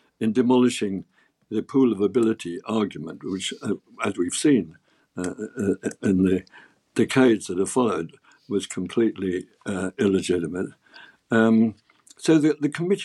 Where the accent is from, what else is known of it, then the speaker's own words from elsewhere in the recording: Oxford, South East England, United Kingdom; also born or lived in London; I grew up in Oxford because we were moving out of London to avoid the Blitz